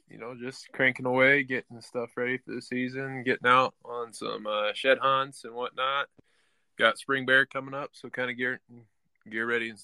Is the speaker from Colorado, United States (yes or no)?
yes; Franktown, Colorado, United States; moved away; also born or lived in Texas / Montana; I'm from Franktown, Colorado, originally. I'm kind of bounced around, been rodeoing since I was 14